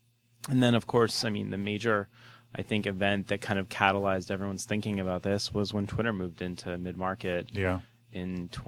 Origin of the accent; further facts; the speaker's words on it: Bay Area, California, United States; also born or lived in San Diego; when I moved to San Francisco, I grew up in the Bay Area, lived in San Diego for a while when I went to school and a couple years after, and I moved back here.